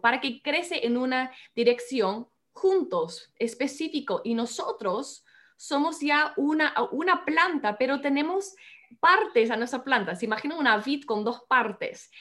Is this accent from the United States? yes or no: yes; United States; Spanish is a second language; moved away as an adult; now in Peru; los dos somos ah, de los Estados Unidos